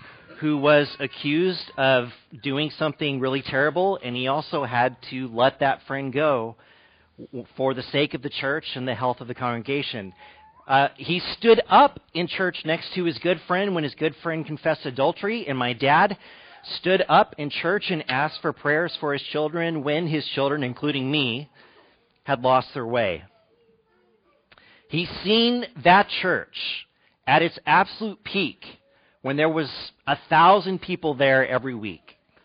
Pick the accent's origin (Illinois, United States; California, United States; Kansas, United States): California, United States; Fresno; moved away as an adult; also born or lived in Malibu / Arlington, Virginia / East Bay; my dad has been an elder for more than 30 years at the church that I grew up in Fresno.